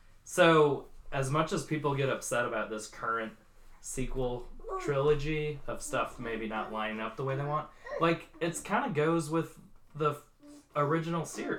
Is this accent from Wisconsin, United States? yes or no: yes; Oshkosh, Wisconsin, United States; growing up in Wisconsin, there was always like Packer fandom.